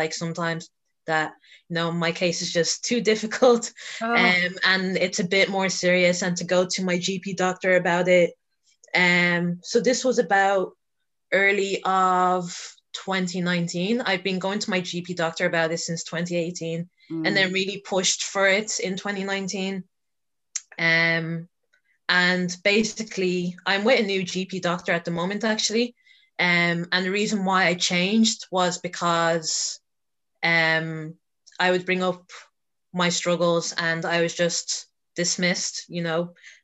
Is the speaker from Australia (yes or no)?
no; Dublin, Leinster, Ireland; I originally grew up in North Dublin, so I'm basically residing in South Dublin at the moment.